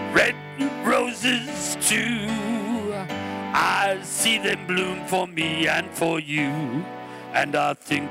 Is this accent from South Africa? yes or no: no; Australia; I'm from Australia, of course.